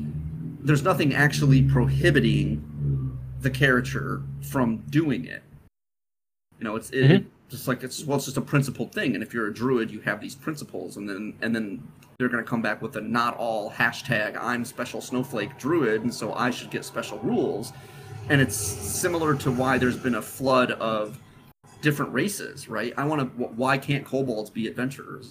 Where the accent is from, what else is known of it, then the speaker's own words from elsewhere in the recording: Midwest, United States; Matt and I come from the Midwest